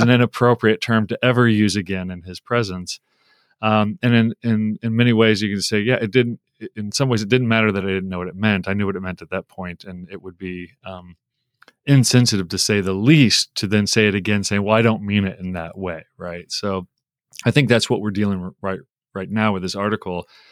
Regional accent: United States; I grew up in America. I've been here forty-seven years, um, for most of my forty-seven years

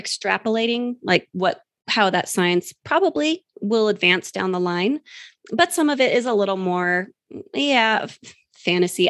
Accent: New Mexico, United States; my home state of New Mexico, which I'm very familiar

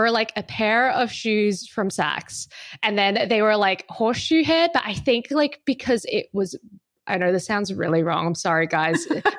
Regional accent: Perth, Western Australia, Australia; moved away as an adult; now in New York City, United States; So you can probably hear it in my voice right now. I am originally from Perth, Australia, which is on the West Coast. And I'm based in New York City.

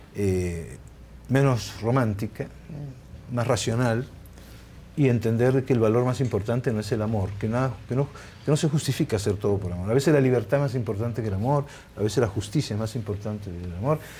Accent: Argentina; also born or lived in Naples, Italy / Barcelona, Spain; me crié en un gueto napolitano, yo hablé castellano, ni siquiera hablaba italiano, hablaba napolitano

